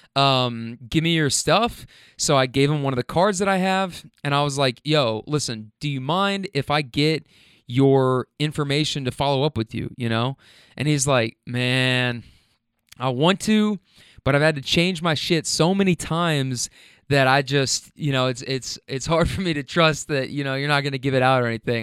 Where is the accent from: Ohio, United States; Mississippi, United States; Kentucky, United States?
Kentucky, United States; Louisville; moved away as an adult; also born or lived in Lexington, Kentucky; now in Atlanta, United States; I'm from Louisville, Kentucky